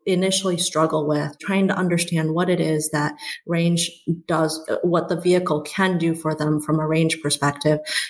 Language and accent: English; West Lafayette, Indiana, United States; moved away as an adult; also born or lived in China; now in Michigan, United States; I was born in China, and I moved here when I was 8 years old with my parents who were here for school, and grew up in Indiana in West Lafayette